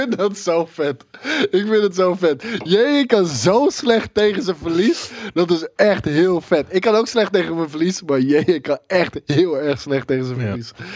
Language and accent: Dutch; Arnhem, Gelderland, Netherlands; Ik ben een Arnhemmer